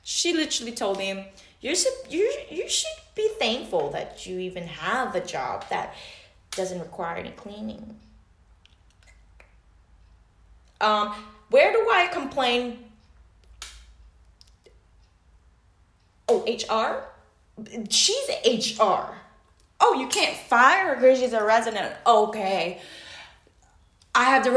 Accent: Macau; I'm from Macau

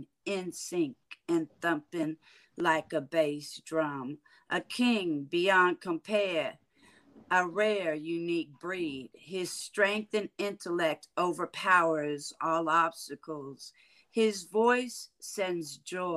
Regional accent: San Francisco, California, United States; moved away as an adult; now in Houston, United States; originally born and raised in San Francisco, California. I now reside in Houston, Texas. I've been here 20 years now

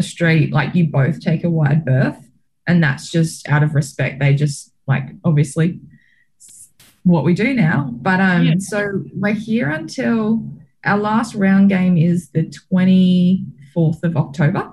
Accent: Australia; being an Australian

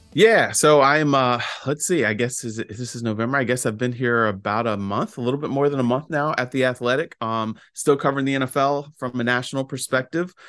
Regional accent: Fauquier County, Virginia, United States; my hometown in Fauquier County

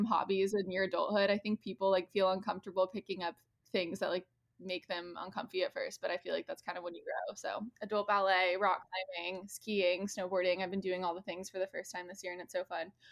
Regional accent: Midwest, United States; now in Los Angeles, United States; I'm a Midwesterner

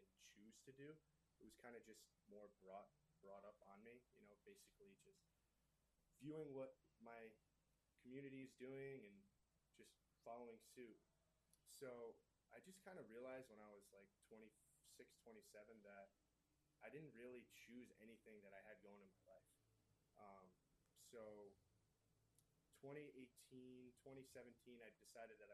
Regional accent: Connecticut, United States; moved away as an adult; now in Arizona, United States; I'm from Connecticut originally, so I actually only moved out here 4 years ago.

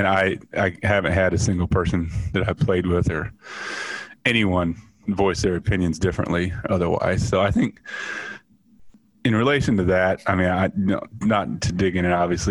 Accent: Atlantic, Iowa, United States; Growing up in Atlantic and being, the only black person in my graduating class and one of few people in town.

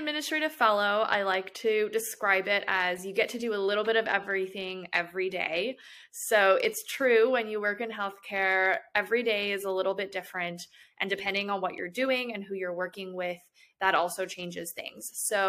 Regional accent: Chicago, Illinois, United States; now in Atlanta, United States; I'm originally from Chicago, and I went to the University of Illinois at Chicago for both my undergraduate and graduate degrees.

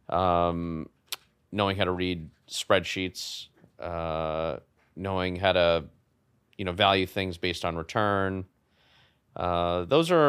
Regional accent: New York City, New York, United States; in Manhattan on the Upper East Side um, in a rent regulated uh, apartment in a rent regulated building

